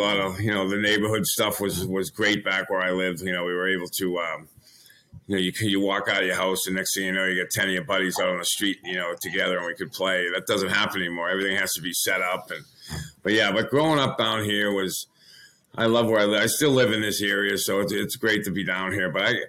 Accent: Pembroke, Massachusetts, United States; Obviously, growing up in Pembroke was a good little town back down here in Massachusetts in the South Shore.

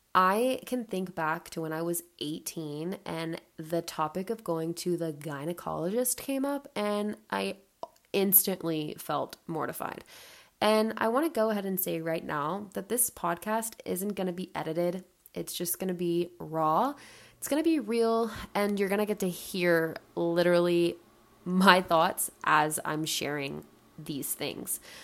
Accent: Atlanta, Georgia, United States; now in Charleston, United States; I'm 25 and I live in Charleston, South Carolina. I grew up in Atlanta, Georgia

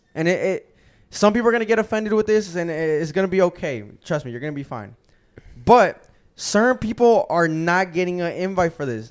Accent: Gwinnett, Georgia, United States; I'm from Gwinnett.

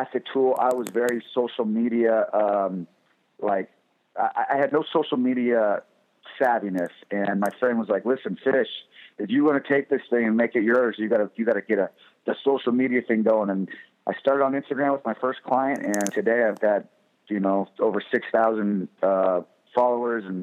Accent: Fresno, California, United States; moved away as an adult; now in Los Angeles, United States; I'm from Fresno originally, Fresno, California, and I came down to Los Angeles 2008

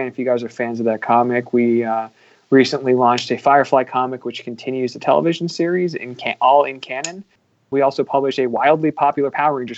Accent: Canada; now in United States; me being Canadian, being a hockey fan in America.

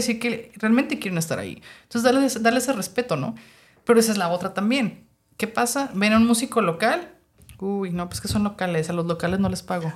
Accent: Mexico; also born or lived in Tijuana; yo que soy mexicana, a veces los mexicanos tenemos una mentalidad

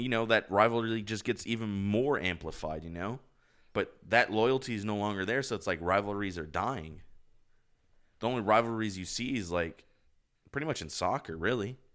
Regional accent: United States; I'm fucking American

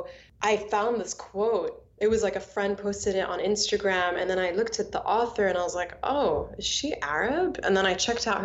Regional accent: Bahrain; now in United States; I grew up in Bahrain, and I'm half Egyptian, half Palestinian

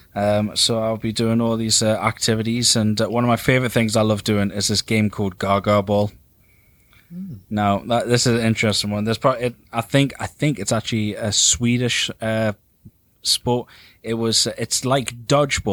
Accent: England, United Kingdom; because we're English

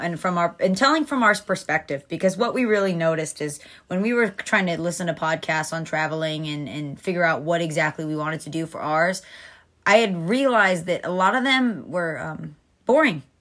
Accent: Atlanta, Georgia, United States; moved away as an adult; also born or lived in Fort Myers, Florida; now in Naples, Florida, United States; I am from Atlanta, Georgia.

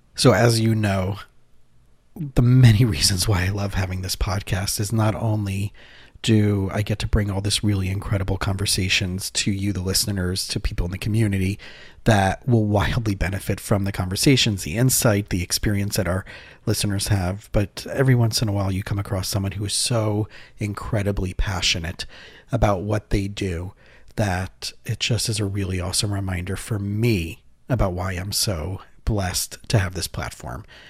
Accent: South Florida, United States; also born or lived in Israel; I grew up here in South Florida

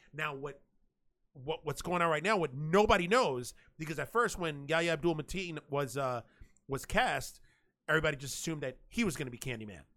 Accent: New York City, New York, United States; moved away; I'm from New York City, I'm from Manhattan

